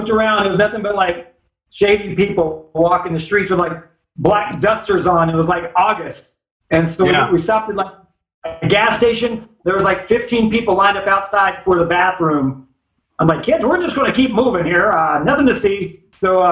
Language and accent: English; Kentucky, United States; moved away; I grew up in Kentucky.